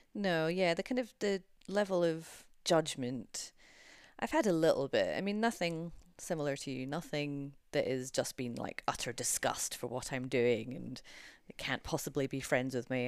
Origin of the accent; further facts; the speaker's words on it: United Kingdom; We're both British